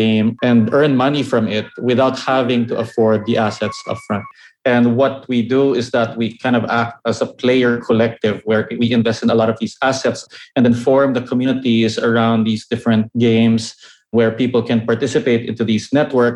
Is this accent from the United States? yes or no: no; Philippines; my home country in the Philippines